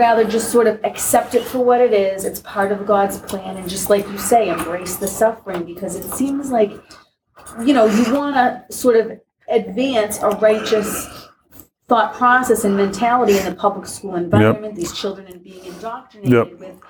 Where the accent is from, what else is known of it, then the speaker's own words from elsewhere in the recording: United States; as American Christians